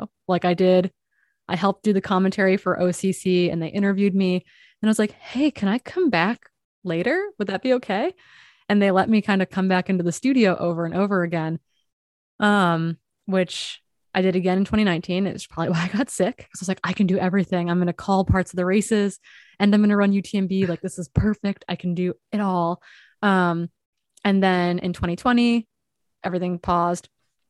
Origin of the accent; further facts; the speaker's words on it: Midwest, United States; I'm like from the Midwest, but was raised by East Coast parents.